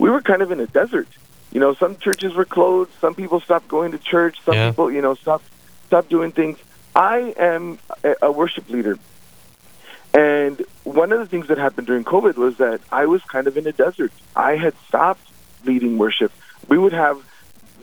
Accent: Ada, Minnesota, United States; also born or lived in Northfield, Minnesota; We're originally from Ada, Minnesota

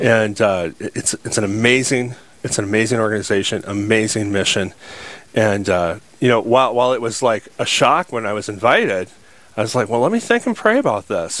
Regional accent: Sioux Falls, South Dakota, United States; I'm just a guy, born and raised in Sioux Falls, South Dakota

